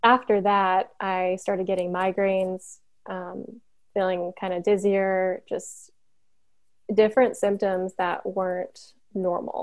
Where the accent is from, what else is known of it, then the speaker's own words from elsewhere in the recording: Chicago, Illinois, United States; now in Missouri, United States; I'm originally from the Chicago area, but I live in Missouri currently with my husband